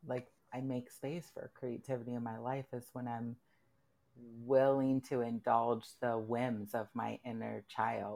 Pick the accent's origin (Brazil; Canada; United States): United States; Midwest; I'm from the Midwest